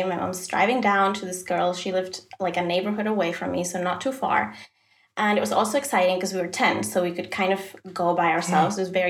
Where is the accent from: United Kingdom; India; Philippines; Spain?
Spain; now in Sweden; No, actually, I'm from Spain.